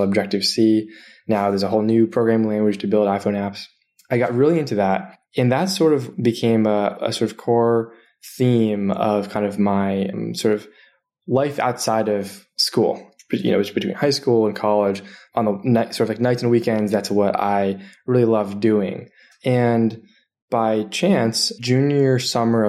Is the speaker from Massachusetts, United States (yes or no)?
yes; Lexington, Massachusetts, United States; moved away as an adult; also born or lived in New Haven, Connecticut; now in Bay Area, United States; I'm originally from Boston. So I'm from the East Coast. I grew up in a small-ish town called Lexington outside of Boston